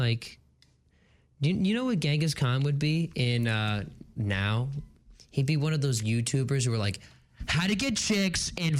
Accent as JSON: {"language": "English", "town": "Westfield", "region": "New Jersey", "country": "United States", "tie": "born or raised there", "said": "Westfield, New Jersey. She's buried in my hometown."}